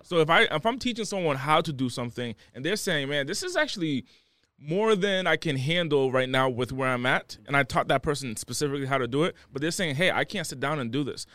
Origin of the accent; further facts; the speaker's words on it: Rhode Island, United States; moved away; also born or lived in Los Angeles; I was raised o-, over there.